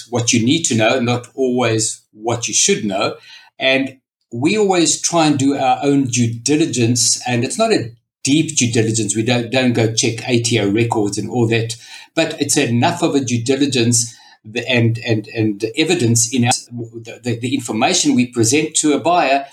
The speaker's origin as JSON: {"language": "English", "country": "South Africa", "tie": "born or raised there", "moved": "as an adult", "lives_now": "Australia", "said": "So as you can hear from the accent, I was brought up in South Africa and I emigrated approximately 25 years ago."}